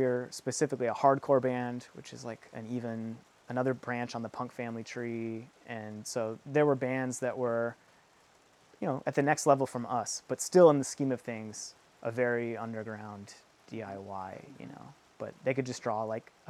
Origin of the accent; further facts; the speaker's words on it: Southwest, United States; especially, you know, we're from the Southwest, like, there's Border Patrol checkpoints everywhere